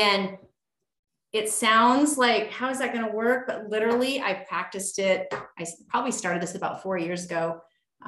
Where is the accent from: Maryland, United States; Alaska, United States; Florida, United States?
Alaska, United States; moved away as an adult; now in North Idaho, United States; I grew up in Alaska